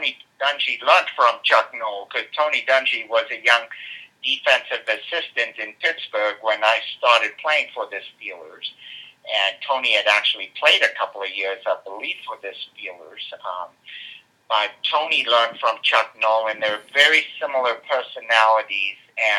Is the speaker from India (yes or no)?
no; South Africa; nearly as many as when I was a kid growing up in South Africa, I can tell you.